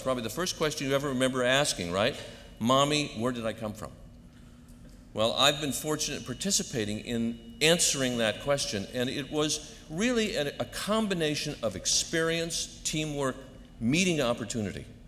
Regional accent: Hartford, Connecticut, United States; a young kid growing up in Connecticut, especially next door to the Hartford Theological Seminary

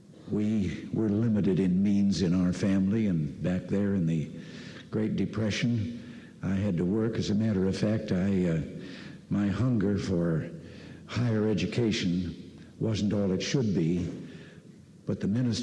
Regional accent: Dixon, Illinois, United States; going to high school 90 miles west of Chicago in Dixon, Illinois, my hometown.

